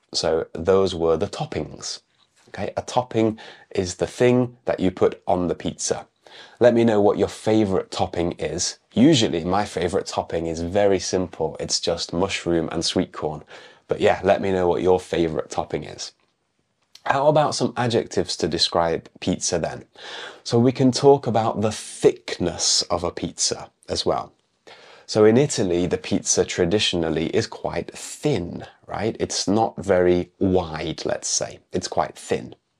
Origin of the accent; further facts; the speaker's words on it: United Kingdom; moved away; an English teacher from the UK